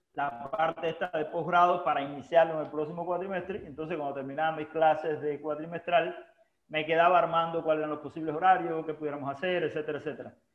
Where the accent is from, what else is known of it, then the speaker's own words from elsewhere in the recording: Holguín, Cuba; moved away as an adult; haber llegado de Cuba, que es mi tierra natal